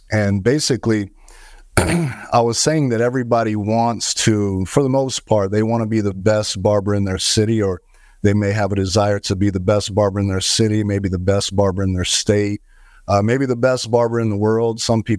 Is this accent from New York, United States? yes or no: no; Fort Myers, Florida, United States; Yeah, originally from the Fort Myers, Florida area.